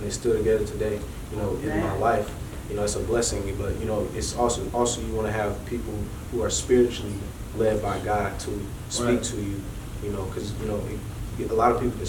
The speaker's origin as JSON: {"language": "English", "town": "Detroit", "region": "Michigan", "country": "United States", "tie": "born or raised there", "said": "I'm born and raised in Michigan. Born in the Detroit area."}